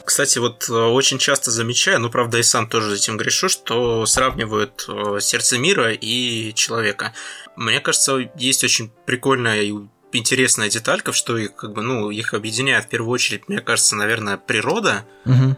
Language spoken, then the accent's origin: Russian; Krasnodar Krai, Russia; moved away; я сам с Кубани. Я туда катаюсь довольно часто